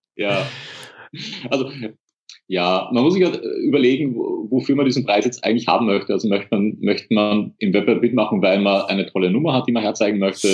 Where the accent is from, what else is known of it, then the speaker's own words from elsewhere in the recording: Austria; bei uns in Österreich